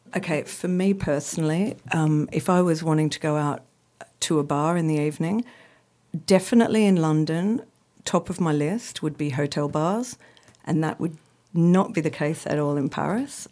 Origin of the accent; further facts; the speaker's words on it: Australia; I'm Australian, as you can hear.